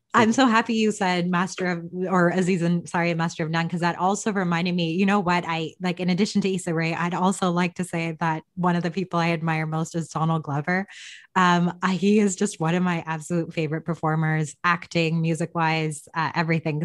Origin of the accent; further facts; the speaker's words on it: Toronto, Ontario, Canada; also born or lived in Chennai, India; I was born and raised here in Canada